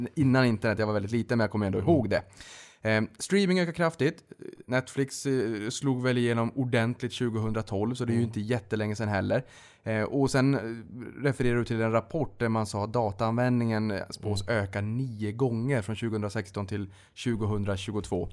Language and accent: Swedish; Norrbotten County, Sweden; jag kommer från Norrbotten